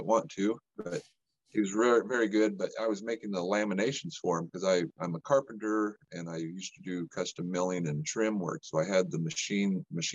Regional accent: New Mexico, United States; I grew up in New Mexico

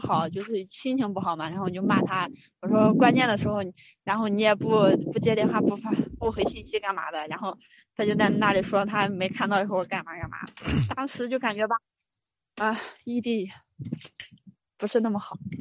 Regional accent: Suzhou, Anhui, China; 我来自于安徽

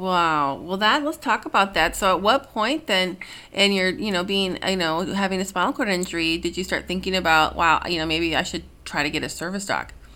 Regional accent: Minnesota, United States; I'm from Minnesota

